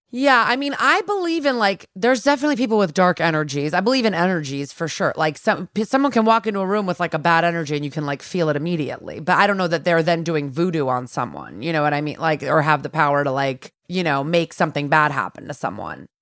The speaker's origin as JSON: {"language": "English", "region": "Connecticut", "country": "United States", "said": "I'm from Connecticut"}